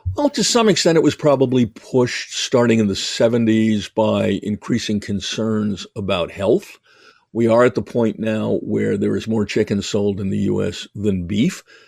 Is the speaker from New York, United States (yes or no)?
yes; New York, United States; moved away; I was originally from New York and because I'm Jewish